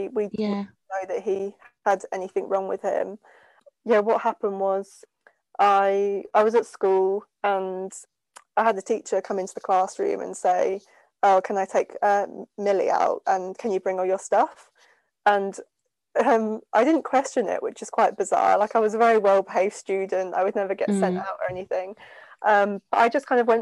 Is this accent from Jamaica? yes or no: no; Bury St Edmunds, East of England, United Kingdom; also born or lived in Manchester; I currently live in Bury St Edmunds in Suffolk, which is my hometown